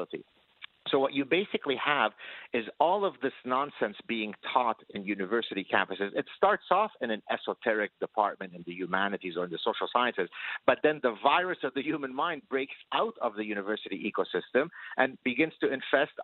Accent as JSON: {"language": "English", "country": "Lebanon", "moved": "yes", "said": "one of my brothers was the Lebanese Olympic judo champion"}